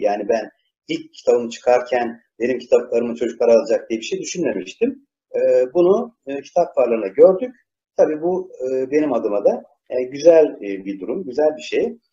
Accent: İzmir, Turkey; İzmirliyim ben.

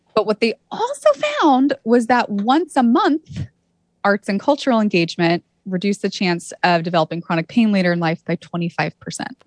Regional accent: Santa Cruz, California, United States; I grew up in Santa Cruz, California

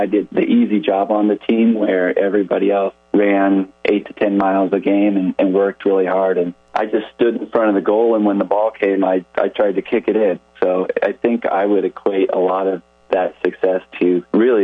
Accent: Thornton, Colorado, United States; moved away as an adult; I grew up in a town called Thornton, Colorado, and that's about 10 miles north of downtown Denver

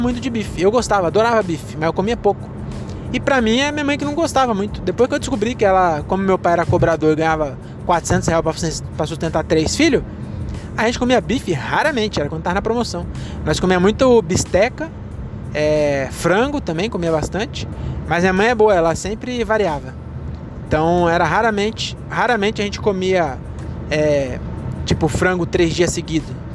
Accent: Francisco Morato, São Paulo, Brazil; eu nasci em São Paulo, mas meus pais não vieram da Bahia

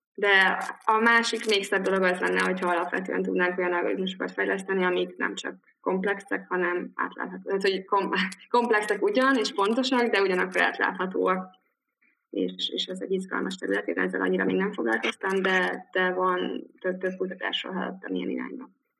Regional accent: Dunakeszi, Pest, Hungary; moved away as an adult; also born or lived in Cambridge, United Kingdom / Liverpool, United Kingdom; Dunakeszin nőttem fel, ott éltem gimi végéig

